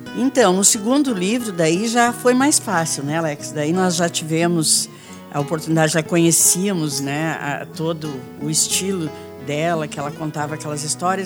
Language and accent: Portuguese; Rio Grande do Sul, Brazil; moved away; eu sou do Rio Grande do Sul, lá nas fazendas de lá, é. perto dos Quênios, que eu nasci a 15 quilômetros lá dos Quênios